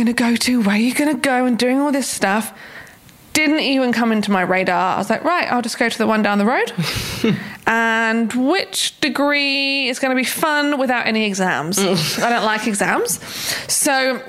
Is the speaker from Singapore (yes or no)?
no; Buckinghamshire, South East England, United Kingdom; moved away; I grew up in Buckinghamshire in the UK